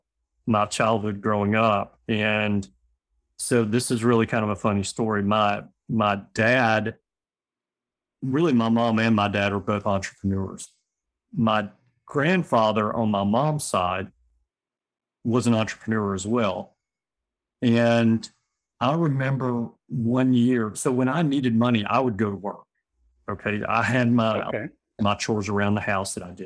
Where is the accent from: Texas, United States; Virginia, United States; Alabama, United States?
Alabama, United States; Birmingham; I'm born and raised in Birmingham